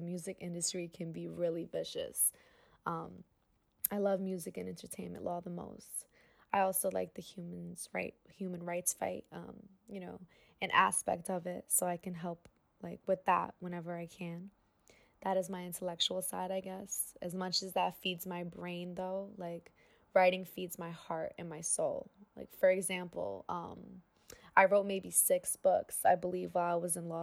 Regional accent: New York City, New York, United States; born or raised there

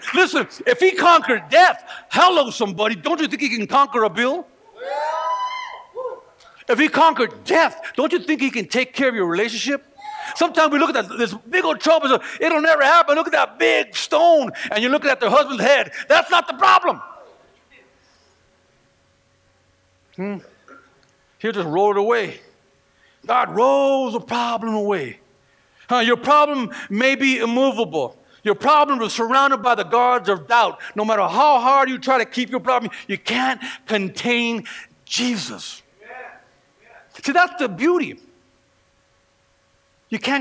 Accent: California, United States; moved away; I'm from California

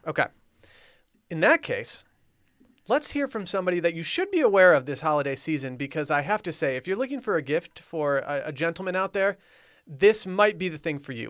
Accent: Harbor Springs, Michigan, United States; moved away; my hometown, Harbor Springs

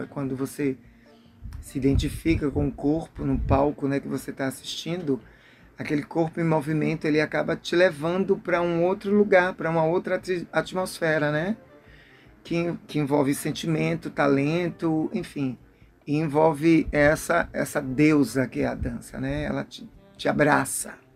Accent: Maceió, Alagoas, Brazil; now in Salvador, Brazil; sou natural de Maceió, Alagoas

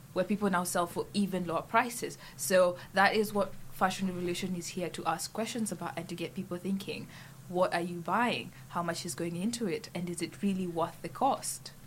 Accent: Kenya; moved away as an adult; now in St Andrews, United Kingdom; I came from Kenya

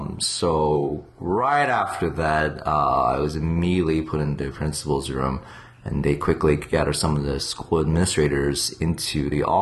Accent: Ann Arbor, Michigan, United States; also born or lived in San Francisco / New York / Korea / Virginia; I mean, I was born near San Francisco, then New York, then Ann Arbor, Michigan for 8 years, then Korea for 4 years, and Virginia, then...

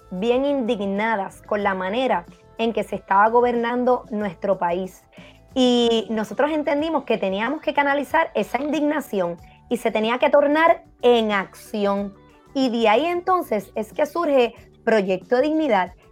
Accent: Ponce, Puerto Rico; una joven ponceña eh, obviamente nací aquí en Puerto Rico, que tiene muchas ganas de servir

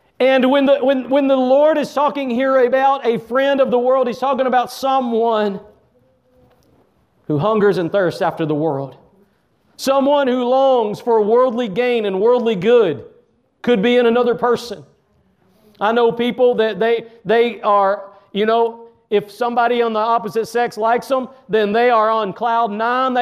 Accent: Texas, United States; I'm from Texas

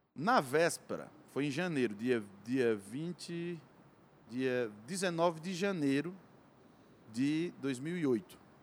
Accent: Cariri, Ceará, Brazil; Sou lá do Cariri, terra do Padre Incício

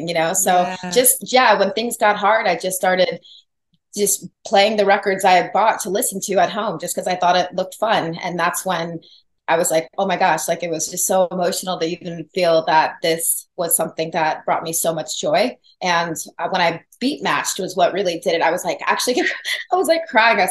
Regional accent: Los Angeles, California, United States; also born or lived in San Diego; I'm from

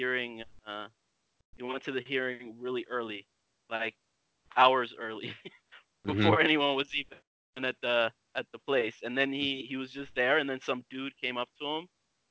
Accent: United States; moved away as an adult; also born or lived in Addis Ababa, Ethiopia / Cameroon; now in Stockholm, Sweden; I grew up in the States

